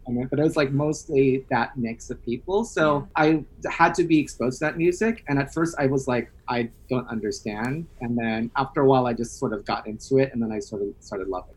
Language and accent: English; United States; now in New York City, United States; I'm Filipino American